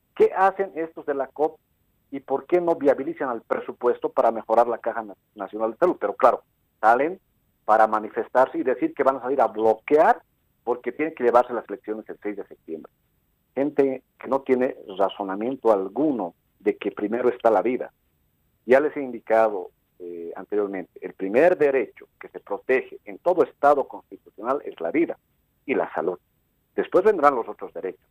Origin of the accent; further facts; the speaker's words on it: Camacho Province, La Paz, Bolivia; yo soy de Camacho